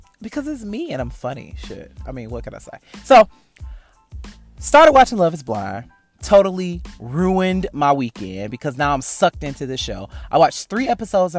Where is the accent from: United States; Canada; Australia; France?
United States; Detroit, Michigan; now in Atlanta, United States; I'm from Detroit, so I know hood malls. Northland, Eastland